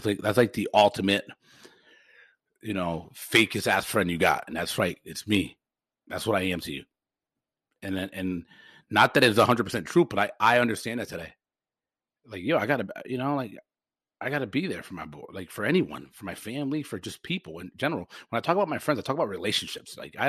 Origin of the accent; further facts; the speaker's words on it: Forest Park, United States; I'm so lucky that I grew up in Forest Park